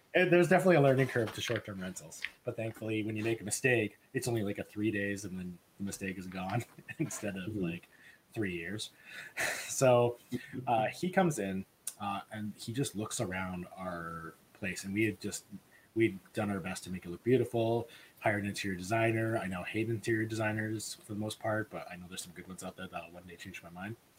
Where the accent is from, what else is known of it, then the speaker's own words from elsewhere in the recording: Edmonton, Alberta, Canada; I'm from Edmonton